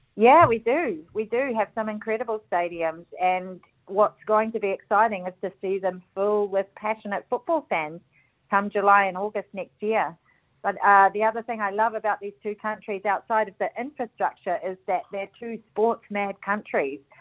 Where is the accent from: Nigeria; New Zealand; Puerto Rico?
New Zealand; being a Kiwi